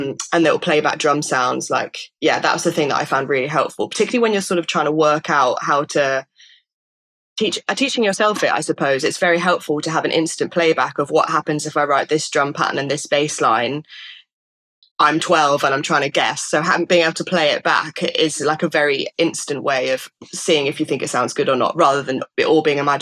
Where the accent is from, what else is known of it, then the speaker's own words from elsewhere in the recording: Stratford-upon-Avon, West Midlands, United Kingdom; I grew up in Stratford-upon-Avon